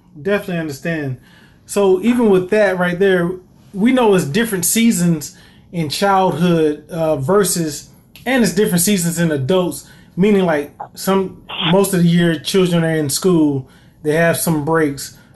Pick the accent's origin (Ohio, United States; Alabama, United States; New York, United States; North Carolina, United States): North Carolina, United States; Greensboro; growing up here in Greensboro, well, growing up in Greensboro